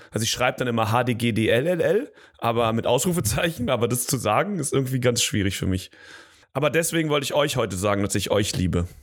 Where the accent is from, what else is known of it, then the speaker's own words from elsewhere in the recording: Germany; als Deutscher im Ausland